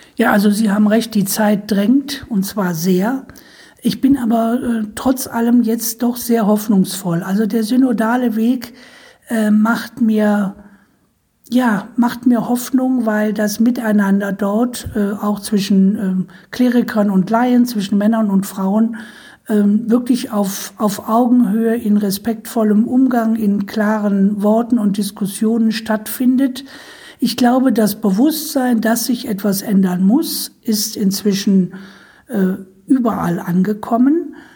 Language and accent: German; Düsseldorf, North Rhine-Westphalia, Germany; ich komme ja auch aus dem Erzbistum Köln, bin ja in Düsseldorf geboren.